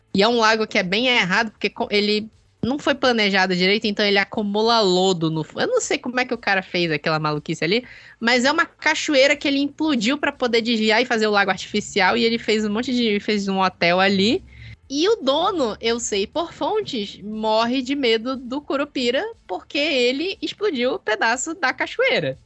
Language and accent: Portuguese; Belém, Pará, Brazil; also born or lived in southern Brazil; eu sou aqui de Belém, cresci aqui em Belém, morei um tempo no sul, mas cresci aqui em Belém